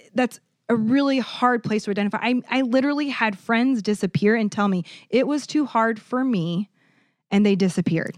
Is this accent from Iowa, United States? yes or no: yes; Iowa, United States; now in Saint Louis, United States; I'm from Iowa, the cornfield